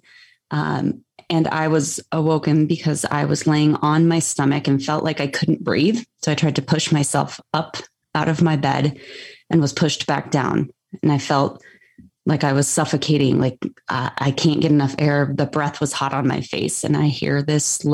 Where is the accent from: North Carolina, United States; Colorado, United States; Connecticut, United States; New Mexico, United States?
Colorado, United States; Greeley; I actually grew up in Greeley